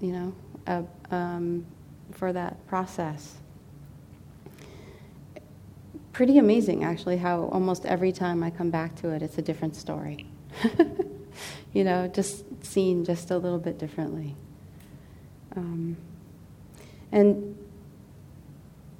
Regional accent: Seattle, Washington, United States; moved away; I'm from Seattle, Washington, initially, and pretty much all of my family that I'm close to is in that area

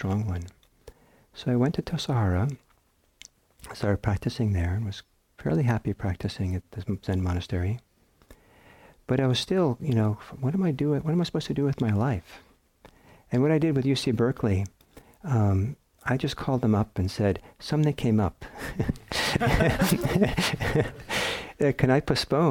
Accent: Norway; also born or lived in San Francisco Bay Area, United States; now in United States; I'm from Norway

